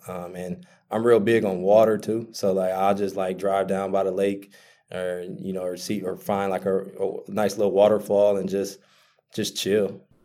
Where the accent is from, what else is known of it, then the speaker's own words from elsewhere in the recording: Milwaukee, Wisconsin, United States; born and raised in Milwaukee, Wisconsin